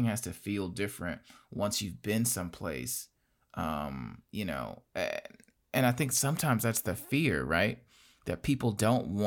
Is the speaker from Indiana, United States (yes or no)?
yes; Gary, Indiana, United States; I'm from Gary, Indiana.